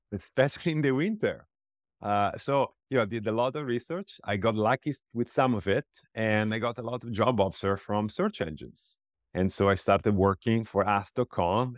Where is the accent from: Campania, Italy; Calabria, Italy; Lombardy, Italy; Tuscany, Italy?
Tuscany, Italy; Pisa; moved away as an adult; also born or lived in Iowa City, United States; I come from Italy